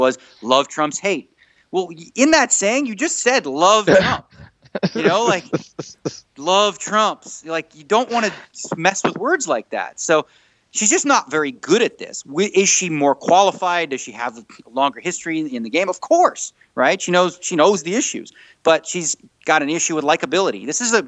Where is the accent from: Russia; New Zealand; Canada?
Canada; moved away as an adult; now in Las Vegas, United States; I'm still Canadian